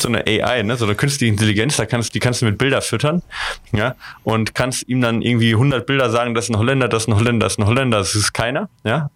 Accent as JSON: {"language": "German", "region": "western Germany", "country": "Germany", "said": "ich komme ja auch aus Westdeutschland"}